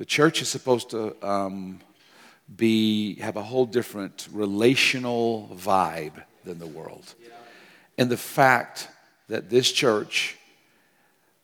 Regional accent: United States; moved away; also born or lived in Japan; I grew up with in America

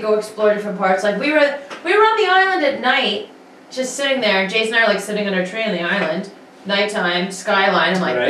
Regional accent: Nova Scotia, Canada; now in Toronto, Canada; My mother cried because I'm from Nova Scotia.

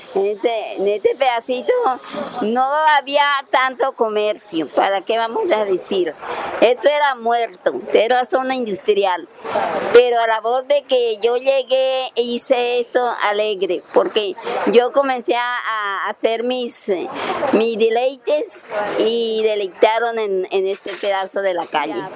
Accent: Neiva, Huila, Colombia; moved away as an adult; now in Barranquilla, Colombia; yo soy de Neiva Huila y me he quedado aquí en Barranquilla

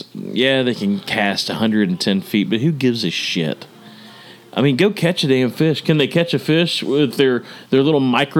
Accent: Texas, United States; I'm from Texas.

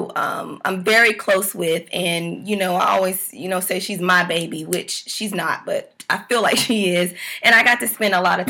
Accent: the South, United States; I'm from the South

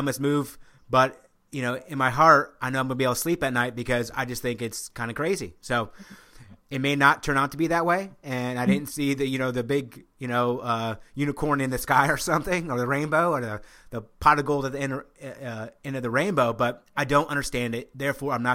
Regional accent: Omaha, Nebraska, United States; Originally I grew up in Omaha, Nebraska, so I am in the hometown of Warren Buffett

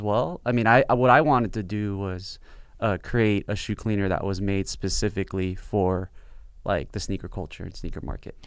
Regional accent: South Bay, Los Angeles, California, United States; I grew up in the South Bay

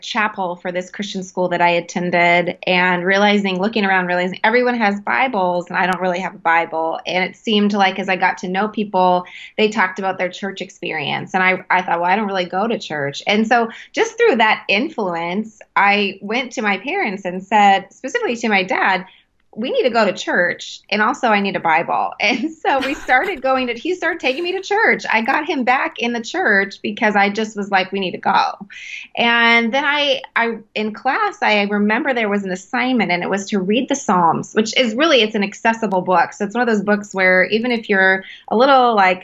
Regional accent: Calgary, Alberta, Canada; I was born in Canada, actually. I was born in Calgary, Alberta

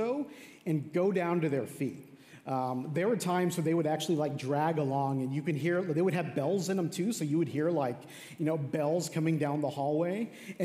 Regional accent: El Paso, Texas, United States; moved away as an adult; also born or lived in Dallas-Fort Worth, Texas; I grew up in a town called El Paso

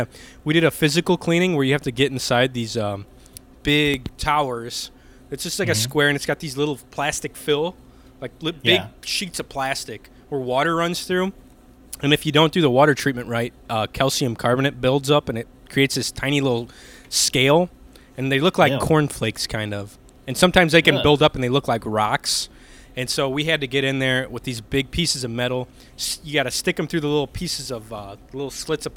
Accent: Chicago Heights, Illinois, United States; they were living in Illinois still then. They were living in Park Forest. So I was born in Chicago Heights.

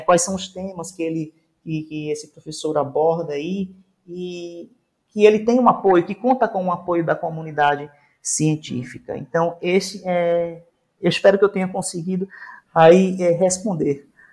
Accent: Recife, Pernambuco, Brazil; moved away; sou recifense, gente. Ah, então, sou nordestino

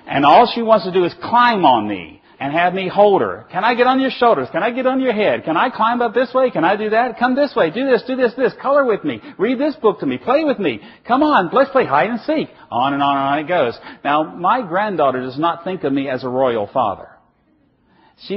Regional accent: Virginia, United States; I come from Virginia

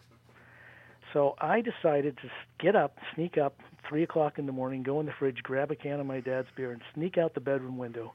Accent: near Salt Lake, Utah, United States; also born or lived in Washington State; in Utah, where I grew up near Salt Lake

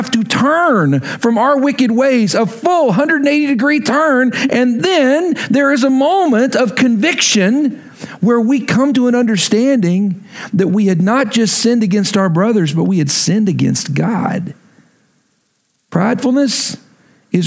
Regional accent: Lubbock, Texas, United States; moved away as an adult; also born or lived in Oklahoma; move back to my hometown of Lubbock, Texas

